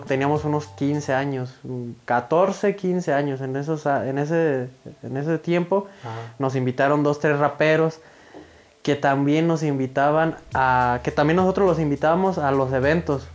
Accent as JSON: {"language": "Spanish", "town": "Villa Jiménez", "region": "Michoacán", "country": "Mexico", "tie": "born or raised there", "said": "Yo soy originario de Villa Jiménez, Michoacanas"}